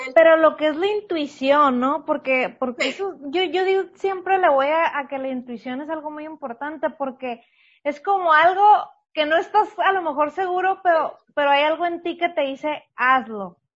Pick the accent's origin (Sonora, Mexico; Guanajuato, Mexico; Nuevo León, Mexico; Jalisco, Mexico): Sonora, Mexico; San Luis Río Colorado; a los que son de mi tierra, San Luis Río Colorado